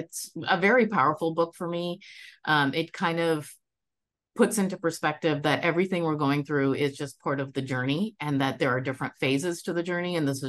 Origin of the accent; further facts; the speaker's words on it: West Bengal, India; I was born in India. I am Bengali, so I come from the state of West Bengal on the eastern side of India.